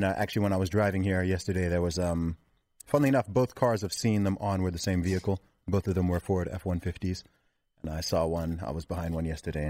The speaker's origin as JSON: {"language": "English", "country": "Saudi Arabia", "tie": "born or raised there", "also_born_or_lived": "London, United Kingdom", "said": "I'm not from London. I did live in London for 3 years, though, in terms of my background. I actually grew up in the Middle East in Saudi Arabia with a lot of Americans, Canadians, British people from all over the world, hence why I don't really have a British accent."}